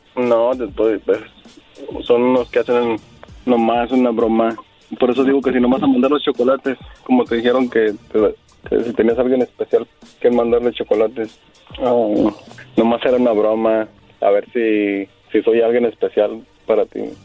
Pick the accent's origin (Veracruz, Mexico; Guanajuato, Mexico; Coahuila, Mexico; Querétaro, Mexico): Coahuila, Mexico; Torreón; now in United States; yo también soy de Torreón